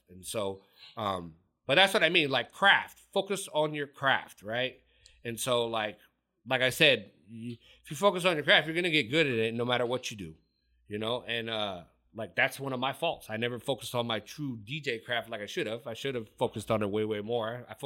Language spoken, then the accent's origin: English; California, United States; And you got to remember, I was from I'm from Orange County.